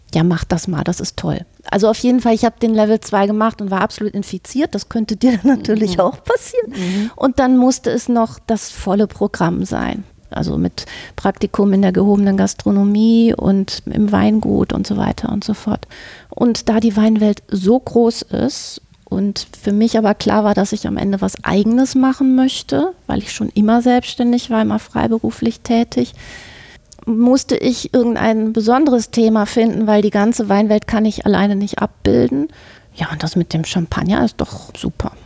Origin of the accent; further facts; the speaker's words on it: Hamburg, Germany; moved away as an adult; now in Düsseldorf, Germany; ich bin eine Hamburger Dern, aber ähm, seit nahezu jetzt 25 Jahren in Düsseldorf